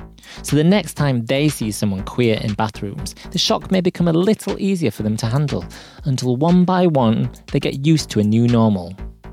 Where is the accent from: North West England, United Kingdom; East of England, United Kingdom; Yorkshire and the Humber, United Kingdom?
Yorkshire and the Humber, United Kingdom; accent: Yorkshire; I usually reply in my deepest Yorkshire accent, just to throw them off a little.